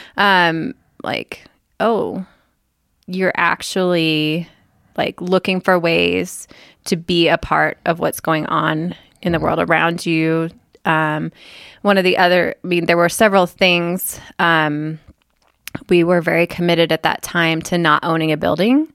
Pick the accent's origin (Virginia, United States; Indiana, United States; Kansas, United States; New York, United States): Kansas, United States; moved away; also born or lived in Oklahoma; I grew up in Kansas